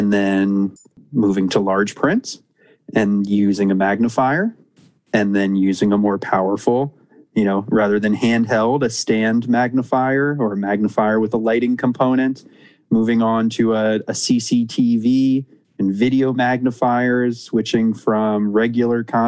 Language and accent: English; Annapolis, Maryland, United States; I grew up in Annapolis, Maryland, a great little town on the water